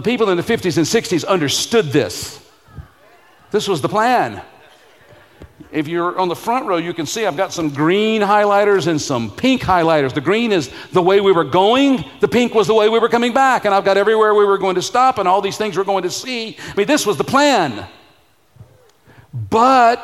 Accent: Jackson, Mississippi, United States; moved away; my hometown in Jackson, Mississippi

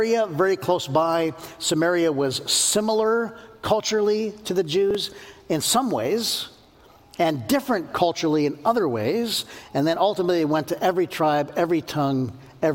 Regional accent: United States; born and raised in the United States of America

